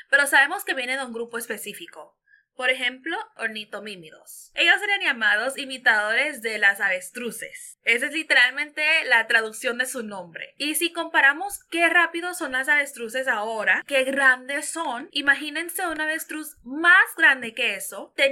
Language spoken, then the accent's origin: Spanish; Venezuela; Tengo nueve años, eh, soy de Venezuela.